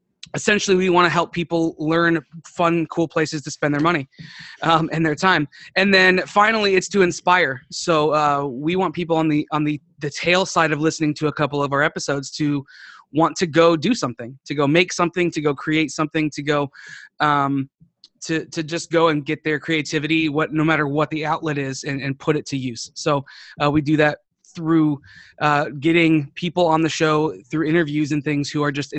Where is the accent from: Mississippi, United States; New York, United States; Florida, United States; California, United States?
Florida, United States; moved away as an adult; also born or lived in Ohio; now in San Antonio, United States; I grew up in Florida